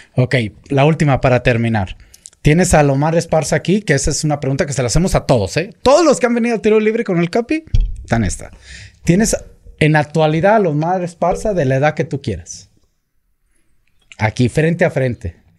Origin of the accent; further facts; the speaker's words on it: Michoacán, Mexico; yo soy michoacano